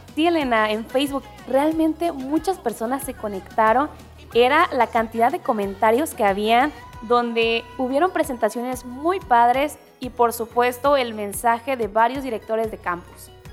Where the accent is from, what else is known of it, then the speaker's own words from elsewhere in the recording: Mexico; como mexicanos nos definen